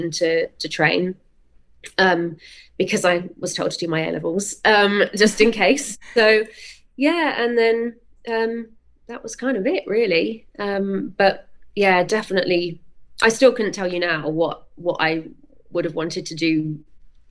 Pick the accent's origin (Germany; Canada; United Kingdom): United Kingdom; Weymouth, South West England; I grew up in Weymouth, which is right down on the south coast of England, far away from everything